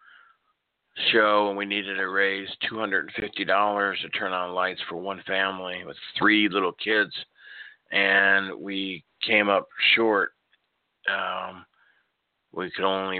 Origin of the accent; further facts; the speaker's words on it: Norfolk, Nebraska, United States; moved away; also born or lived in Tulsa, Oklahoma; I grew up in Nebraska, in Norfolk, Nebraska